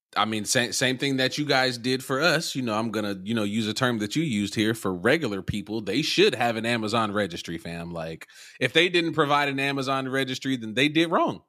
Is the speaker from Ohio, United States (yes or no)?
yes; Youngstown, Ohio, United States; also born or lived in Columbus, Ohio; my hometown, Youngstown, Ohio